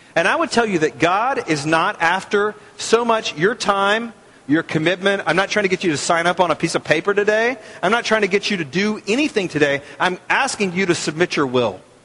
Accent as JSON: {"language": "English", "country": "United States", "said": "as American Christians"}